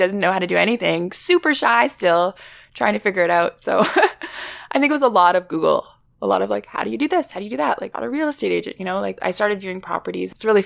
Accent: Vancouver, British Columbia, Canada; moved away as an adult; now in Toronto, Canada; growing up in Vancouver, it's very small

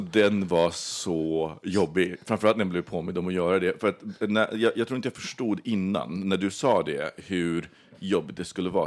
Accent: Sweden; also born or lived in Australia; jag var svensk.

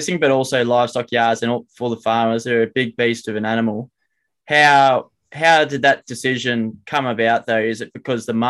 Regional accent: New South Wales, Australia; we're from New South Wales and we don't have too many cows ourselves

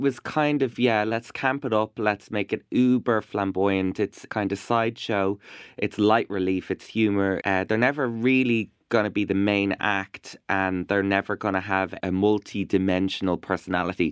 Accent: Ireland; also born or lived in Iraq; I am an Irish Iraqi uh, broadcaster

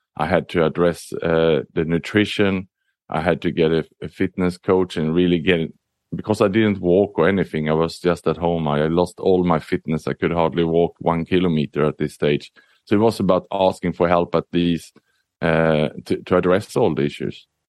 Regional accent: Sweden; also born or lived in Southeast Asia; now in Singapore; I was born in Sweden, but I'm an expat. I lived and worked across the world

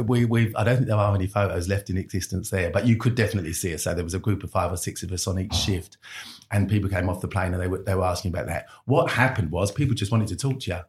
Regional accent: London, United Kingdom; I'm a Londoner

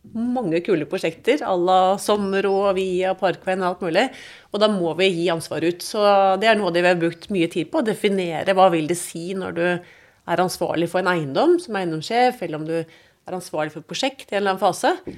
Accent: Oslo, Norway; also born or lived in London / Munich; nå skal vi flytte der vi skal være så lenge Ida går på skolen, og da også lillesøster Vibeke. Og det ble Oslo

